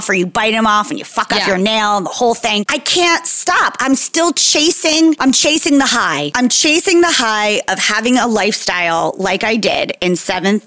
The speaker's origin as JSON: {"language": "English", "area": "Jersey Shore", "region": "New Jersey", "country": "United States", "said": "So I'm from New Jersey, Jersey Shore specifically"}